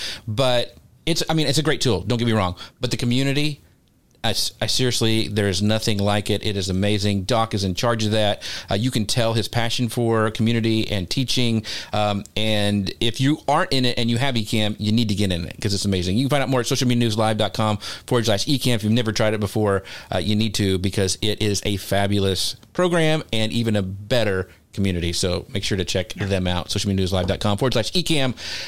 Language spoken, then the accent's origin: English; Kansas, United States; I grew up in Kansas, so we saw those all the time.